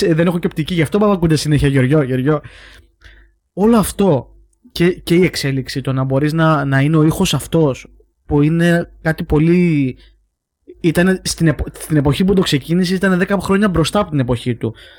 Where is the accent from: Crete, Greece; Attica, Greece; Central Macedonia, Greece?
Crete, Greece; Heraklion; now in Athens, Greece; εμεί είμαστε από το Ηράκλειο